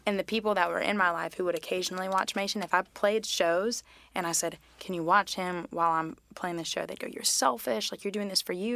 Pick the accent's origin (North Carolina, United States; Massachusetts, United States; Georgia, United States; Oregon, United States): North Carolina, United States; Mint Hill; also born or lived in Tennessee / Charlotte; growing up in Mint Hills